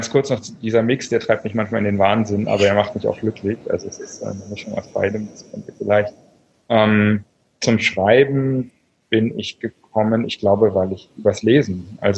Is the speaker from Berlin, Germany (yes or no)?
yes; Berlin, Germany; ich bin Berliner, lebe auch in Berlin meist, die meiste Zeit des Jahres